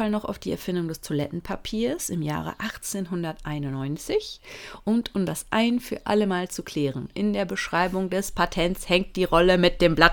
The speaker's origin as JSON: {"language": "German", "town": "Münster", "region": "North Rhine-Westphalia", "country": "Germany", "tie": "born or raised there", "said": "Äh, ich komme ja aus Münster gebürtig und ähm, da gibt es noch viele alte Häuser, die sowas tatsächlich noch im Flur haben."}